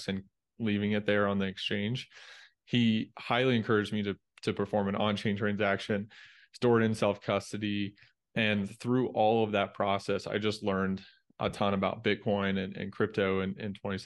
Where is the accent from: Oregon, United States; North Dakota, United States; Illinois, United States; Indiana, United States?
Indiana, United States; moved away as an adult; also born or lived in Dallas; I grew up in Indiana